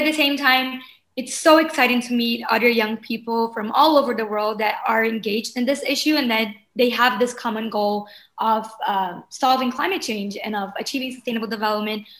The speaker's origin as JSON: {"language": "English", "town": "Porto Alegre", "region": "Rio Grande do Sul", "country": "Brazil", "tie": "born or raised there", "moved": "as an adult", "lives_now": "Rio de Janeiro, Brazil", "said": "I am from Brazil, born and raised in Porto Alegre, which is a city in the south of Brazil."}